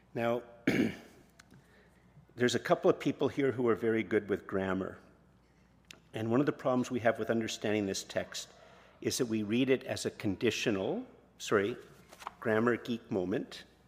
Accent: Canada; we're Canadian

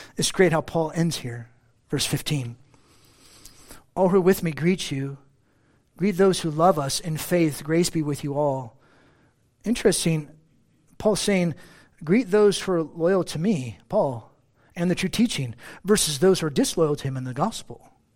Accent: United States; I'm an American

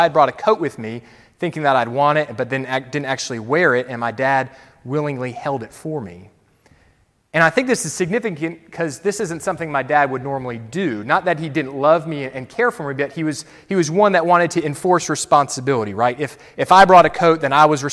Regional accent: Florida, United States; moved away; I had family out there, though I grew up in Florida.

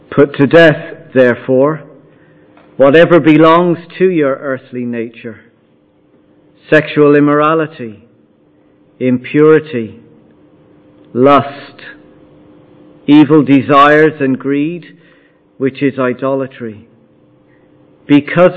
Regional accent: Ireland; I'm Irish, I'm a husband, I'm a father, I'm a pastor, I'm a Munster supporter

